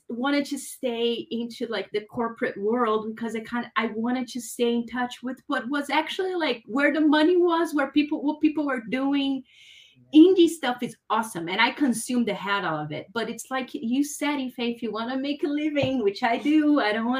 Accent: São Paulo, Brazil; moved away as an adult; I'm from Brazil and I'm from Sao Paulo though, which is a really cool city

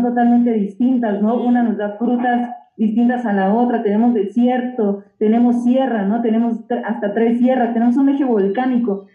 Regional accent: Oaxaca, Mexico; yo soy originaria de Oaxaca

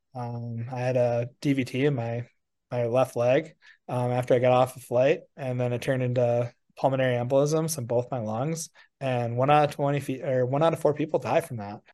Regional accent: Wisconsin, United States; I grew up with in Wisconsin

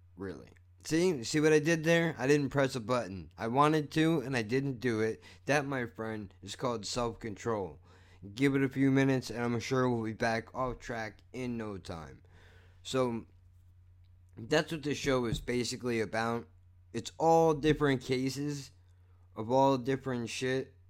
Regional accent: United States; I'm an American

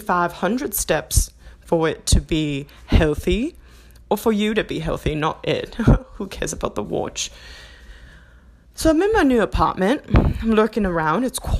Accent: United Kingdom; accent: English; I'm going to be transitioning between English accent and my new Australian accent, which some people have said sound New Zealander or like a Kiwi.

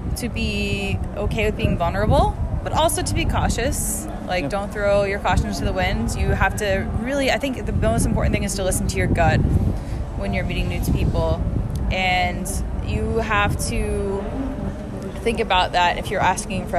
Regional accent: Boston, Massachusetts, United States; moved away as an adult; now in Cambodia; I'm from the Boston area, so I'm visiting friends and family

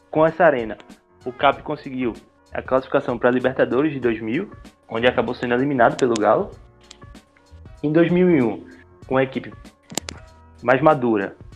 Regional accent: Pernambuco, Brazil; Sou, sou pernambucano, estudante de jornalismo.

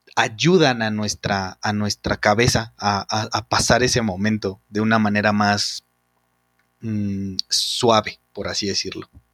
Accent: Mexico

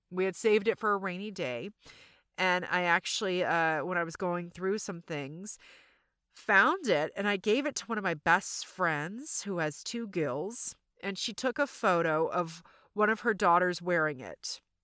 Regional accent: the South, United States; accent: Southern; my Southern accent just really came out

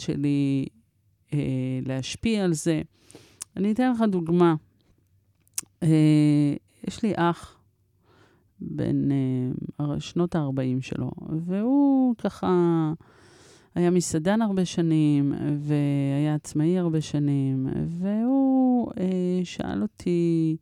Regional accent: Israel; also born or lived in Paris, France / Morocco (ancestry); הייתי בת שנה ועשרה חודשים כשהגענו לארץ

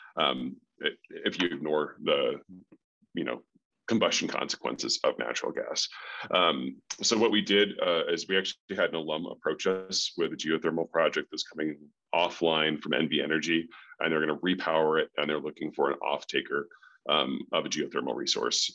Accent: North Chicago, Illinois, United States; moved away as an adult; also born or lived in Colorado; now in Park City, United States; I grew up in the Midwest, um, North Chicago

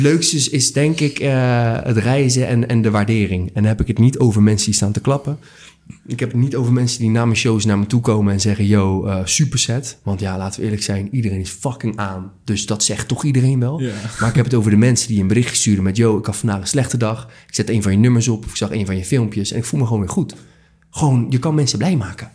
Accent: Rotterdam, South Holland, Netherlands; 27 jaar uit Rotterdam, geboren en getogen.

